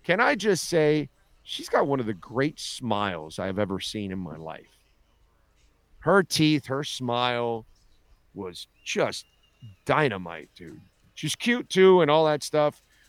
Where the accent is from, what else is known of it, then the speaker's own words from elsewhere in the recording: Canada; But hey, I'm Canadian.